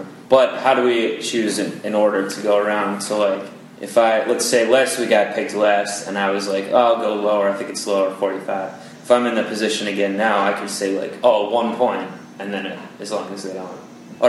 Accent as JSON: {"language": "English", "town": "Cleveland", "region": "Ohio", "country": "United States", "tie": "born or raised there", "moved": "yes", "said": "my hometown of Cleveland"}